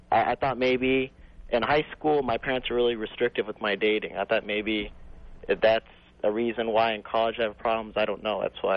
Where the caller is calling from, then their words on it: Chicago, Illinois, United States; I'm calling from Chicago.